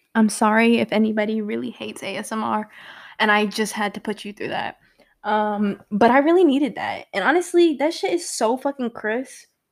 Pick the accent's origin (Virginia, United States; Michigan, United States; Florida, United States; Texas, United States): Virginia, United States; also born or lived in Brooklyn, New York / Richmond, Virginia; I was born in Brooklyn, New York, and moved to Virginia before I could even speak. So, I was not born out here, but definitely raised, and I am a head ass for Virginia, and seven five seven